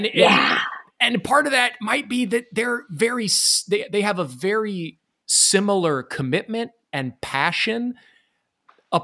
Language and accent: English; Iowa, United States; now in New York City, United States; I grew up in Iowa, and now I live in New York City.